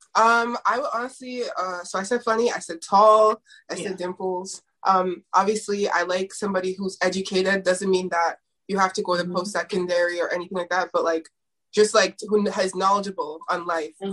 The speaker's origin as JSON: {"language": "English", "town": "Toronto", "region": "Ontario", "country": "Canada", "tie": "born or raised there", "said": "I'm actually from Toronto"}